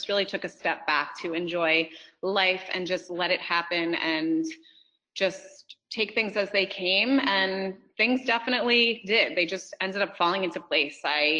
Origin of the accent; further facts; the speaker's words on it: Port Jefferson, New York, United States; moved away as an adult; also born or lived in Ithaca, New York; now in New Jersey, United States; I am from Long Island, Port Jefferson, New York.